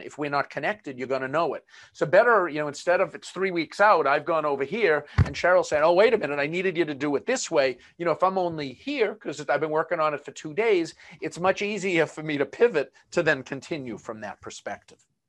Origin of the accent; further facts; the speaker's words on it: Boston, Massachusetts, United States; accent: Boston; my Boston accent